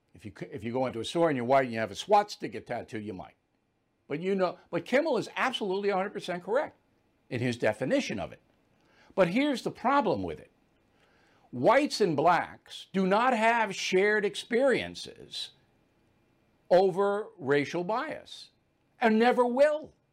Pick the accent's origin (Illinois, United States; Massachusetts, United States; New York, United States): New York, United States; Levittown; moved away; I came from Levittown, there's not a lot of white privilege in Levittown